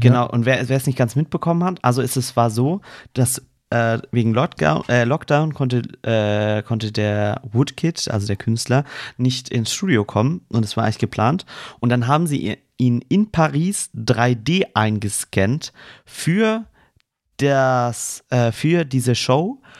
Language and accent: German; Swabia, Baden-Württemberg, Germany; ich als Schwabe